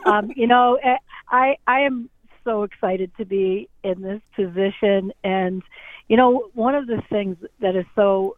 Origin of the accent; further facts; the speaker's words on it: Spencer, Massachusetts, United States; I was in 4-H when I was a much younger person when I growing up in Spencer